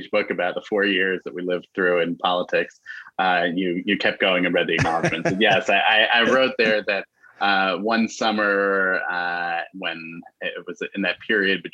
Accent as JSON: {"language": "English", "town": "New York City", "region": "New York", "country": "United States", "tie": "born or raised there", "also_born_or_lived": "Chicago", "said": "I grew up in New York City in Manhattan"}